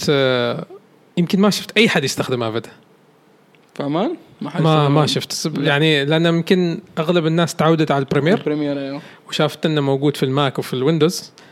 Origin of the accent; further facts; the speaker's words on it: Oman; انا يمكن اكثر انسان افرح واسعد لما اشوف الشركات الكبيره تتعاقد معنا نحن كعمانيين